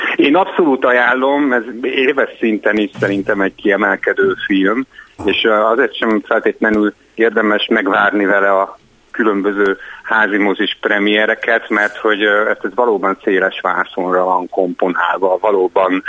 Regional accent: Hungary; moved away as an adult; now in Budapest, Hungary; vidéken nőttem föl

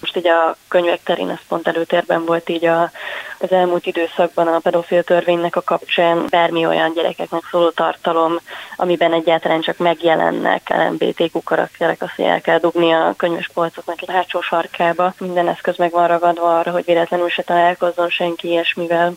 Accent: Budapest, Hungary; budapesti vagyok

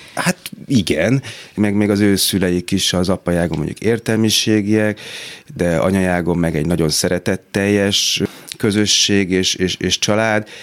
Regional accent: Budapest, Hungary; itt nőttem fel a hatodik kerületben

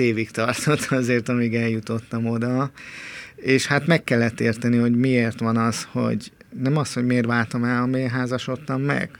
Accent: Budapest, Hungary; én Pesten nőttem fel a körúton

